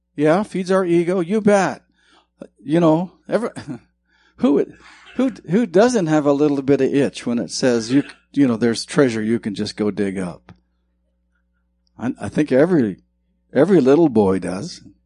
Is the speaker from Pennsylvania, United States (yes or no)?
no; Bannack, Montana, United States; moved away; I'm from Montana, and where I'm from in Montana was the first territorial capital